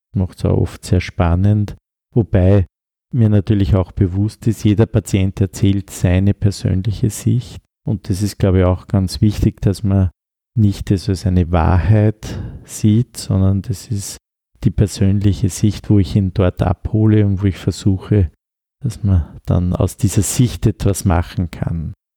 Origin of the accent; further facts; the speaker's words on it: Upper Austria, Austria; accent: Upper Austrian dialect; moved away as an adult; now in Vienna, Austria; Als Oberösterreicher habe ich auch meine Dialekte